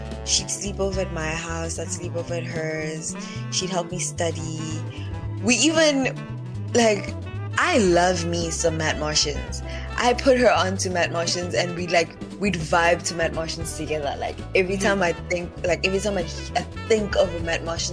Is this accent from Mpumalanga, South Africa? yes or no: yes; Mpumalanga, South Africa; moved away; also born or lived in Durban; we're both from Mpumalanga